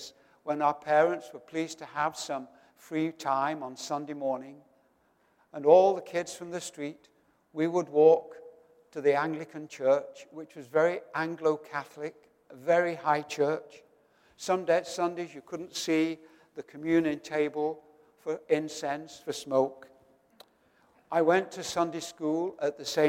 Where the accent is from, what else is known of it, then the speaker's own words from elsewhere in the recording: Doncaster, Yorkshire and the Humber, United Kingdom; my hometown of Doncaster in northern England